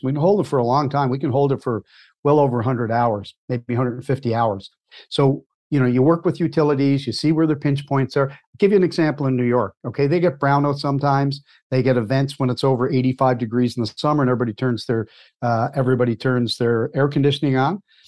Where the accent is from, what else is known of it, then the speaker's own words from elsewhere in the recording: Cape Breton Island, Nova Scotia, Canada; also born or lived in Halifax, Nova Scotia; I was born and raised in Cape Breton Island, Nova Scotia